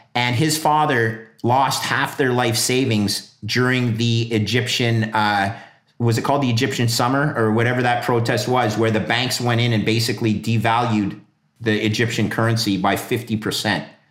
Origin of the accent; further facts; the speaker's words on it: Montreal, Quebec, Canada; I grew up in Montreal